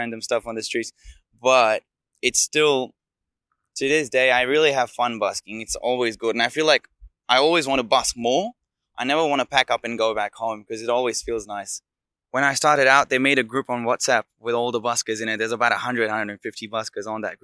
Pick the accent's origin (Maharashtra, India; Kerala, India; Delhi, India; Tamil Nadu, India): Delhi, India; moved away as an adult; now in Melbourne, Australia; I'm from India, from Delhi. And I'm now based out of Melbourne in South Bank